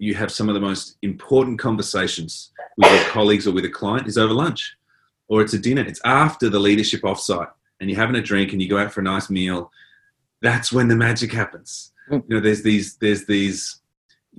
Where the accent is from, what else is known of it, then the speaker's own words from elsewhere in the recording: Adelaide, South Australia, Australia; also born or lived in Port Augusta / Port Lincoln; I grew up in Adelaide, which is not a big town. And then we moved to Port Augusta, which is a very small town, and Port Lincoln